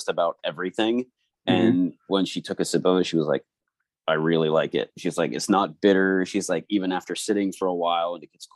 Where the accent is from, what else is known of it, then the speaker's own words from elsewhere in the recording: Bangor, Pennsylvania, United States; I've only ever lived outside of Bangor for a few years, and I moved back